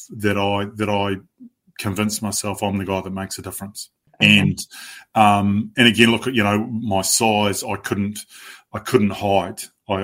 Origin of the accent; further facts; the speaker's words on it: Waikanae, Wellington, New Zealand; I grew up in Waikanae, pretty naive, sheltered background.